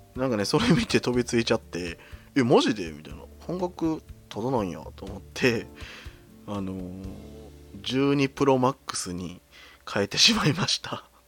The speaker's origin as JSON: {"language": "Japanese", "region": "Kyoto", "country": "Japan", "tie": "born or raised there", "said": "私の出身地は京都ですね。"}